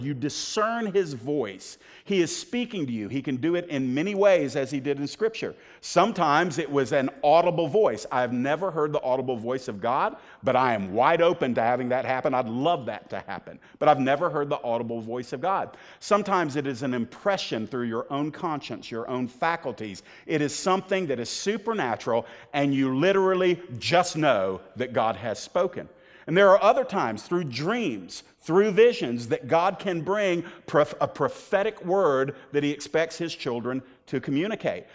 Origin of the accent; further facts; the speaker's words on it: the South, United States; I was born in the South